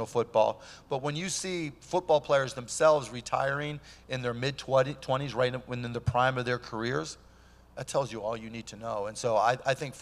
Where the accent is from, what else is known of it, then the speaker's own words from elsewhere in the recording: Pittsburgh, Pennsylvania, United States; I grew up in Pittsburgh